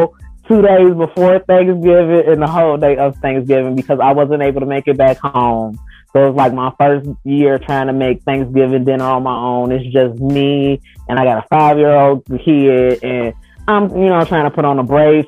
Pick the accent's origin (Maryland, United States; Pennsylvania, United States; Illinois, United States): Illinois, United States; Chicago; now in North Iowa, United States; I'm from Chicago